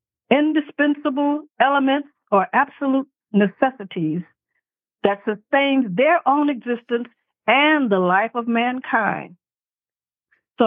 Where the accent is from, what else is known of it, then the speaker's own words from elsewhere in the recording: San Antonio, Texas, United States; I was born in San Antonio, Texas.